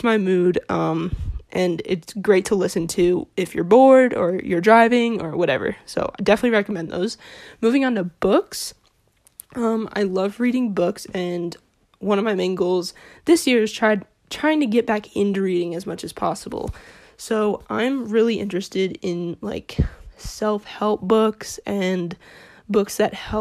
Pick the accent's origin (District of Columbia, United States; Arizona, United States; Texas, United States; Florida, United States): Arizona, United States; Phoenix; I'm a sophomore from Phoenix, Arizona